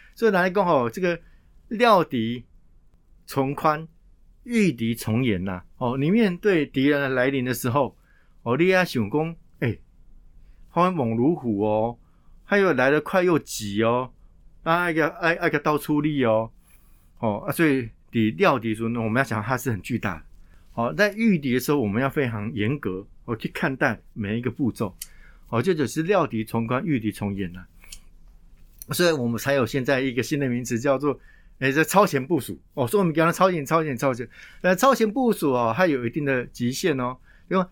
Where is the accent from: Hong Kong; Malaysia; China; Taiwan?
Taiwan; 考验的我们台湾人